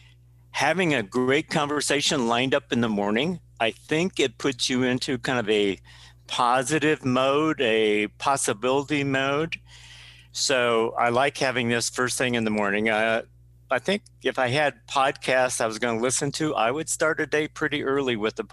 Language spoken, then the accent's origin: English; South Dakota, United States; born and raised in South Dakota